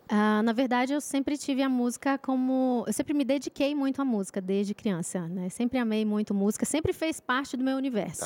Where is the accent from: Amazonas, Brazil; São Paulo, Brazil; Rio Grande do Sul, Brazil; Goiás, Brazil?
Amazonas, Brazil; Manaus; now in São José dos Campos, Brazil; Manaus, Amazonas